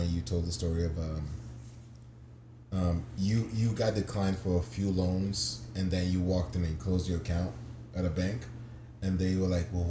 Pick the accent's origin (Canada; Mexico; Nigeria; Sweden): Nigeria; now in United States; At least I go through being a Nigerian